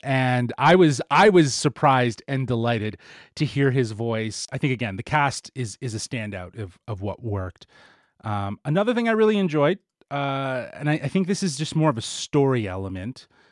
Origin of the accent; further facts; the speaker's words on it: Canada; we are Canadian.